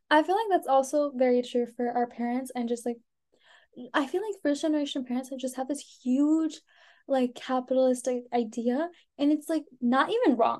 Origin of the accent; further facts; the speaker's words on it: United States; also born or lived in India; I came here when I was one. I've lived here since I was ba- so basically I've lived here my yeah. whole life.